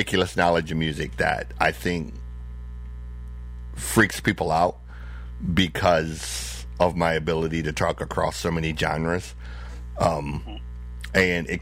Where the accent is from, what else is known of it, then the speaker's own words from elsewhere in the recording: Flint, Michigan, United States; When I went into foster care, I ended up on the north side of Flint